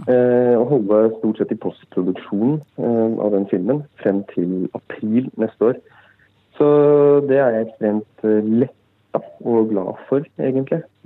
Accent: Brumunddal, Innlandet, Norway; also born or lived in Lillehammer; selv er jeg jo fra Brumunddal, en knøttliten by tre kvarter fra Lillehammer

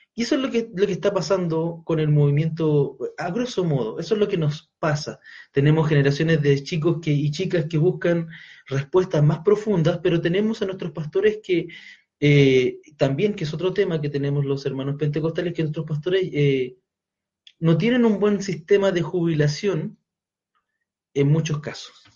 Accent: Chile; quienes somos chilenos

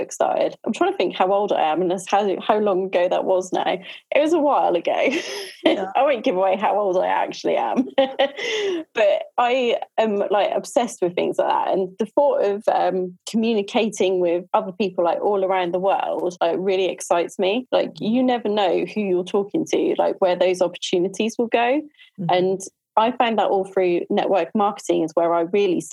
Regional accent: Norfolk, East of England, United Kingdom; I am from Norfolk in the UK.

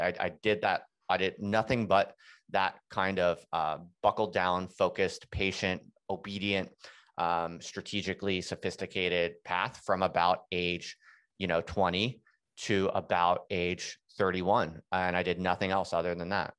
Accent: United States; moved away as an adult; also born or lived in England; I'm an American, and, uh, my wife's an American, and we had moved to England just to, to do the job

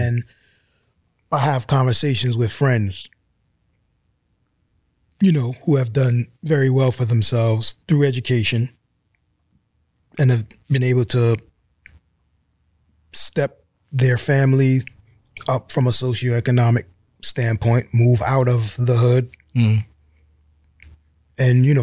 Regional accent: New York City, New York, United States; moved away; I'm from East Flatbush, Brooklyn, and wear that as a badge of honor

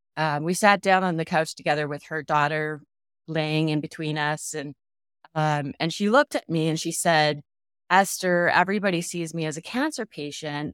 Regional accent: Canada; now in Phoenix, United States; I live in Phoenix, Arizona, um, but I'm originally from Canada

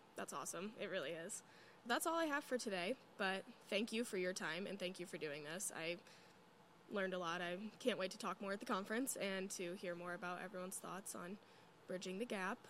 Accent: Cedar Rapids, Iowa, United States; I'm from Cedar Rapids, so it's close

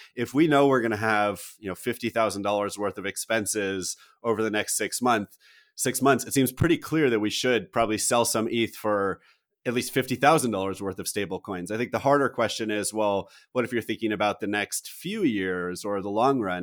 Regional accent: United States; as an American citizen and generally a patriot

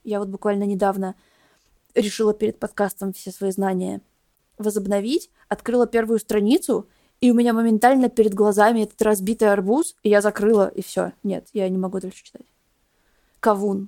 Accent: Belarus; моей страны

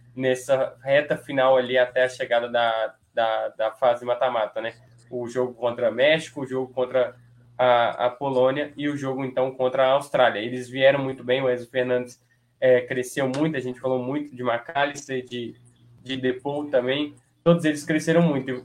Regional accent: Brazil; eu, como brasileiro

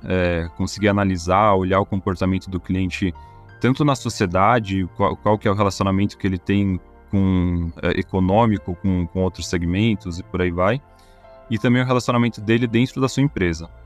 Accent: São Paulo, Brazil; como paulista

